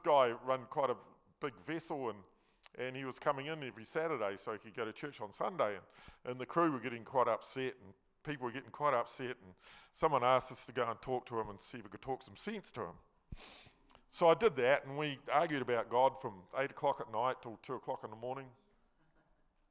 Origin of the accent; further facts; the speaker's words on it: Nelson, New Zealand; I was born in Nelson. I lived in Mudguard Street. Yeah, I lived in Mudguard Street. I was brought up Mudguard Street. I went to Victory School. I went to Nelson Intermediate.